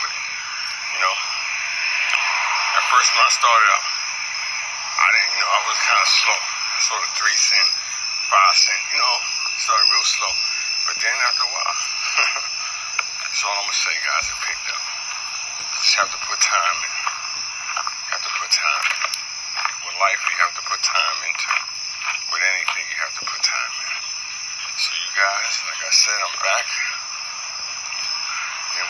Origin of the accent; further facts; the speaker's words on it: New York City, New York, United States; I'm from New York. I'm from Brooklyn